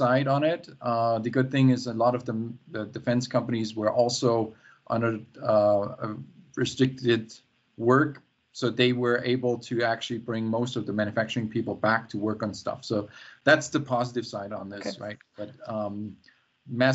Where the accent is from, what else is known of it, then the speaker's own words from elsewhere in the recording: near Stuttgart, Baden-Württemberg, Germany; now in Seattle, United States; I'm right now in Germany, in my hometown that I grew up with, and close to the Black Forest, close to Stuttgart